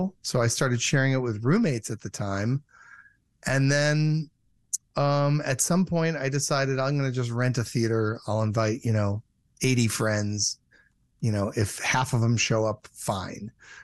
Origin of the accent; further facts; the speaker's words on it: Michigan, United States; moved away; also born or lived in California; I'm from Michigan and I was living in California and I went home to Michigan